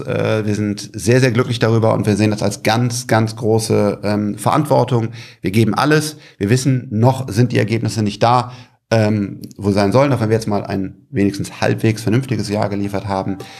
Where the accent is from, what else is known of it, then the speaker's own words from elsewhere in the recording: Germany; als Deutscher